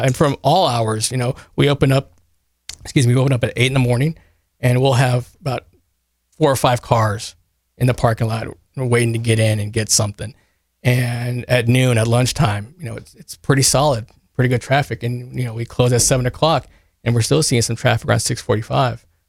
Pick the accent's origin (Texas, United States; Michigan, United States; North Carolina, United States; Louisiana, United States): Texas, United States; Kerrville; I am from Kerrville. I graduated from Tybee in ninety-six